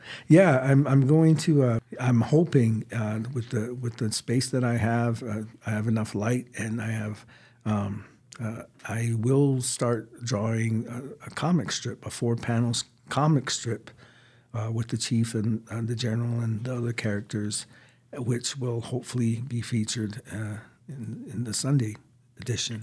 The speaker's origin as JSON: {"language": "English", "country": "United States", "said": "I'm Native American."}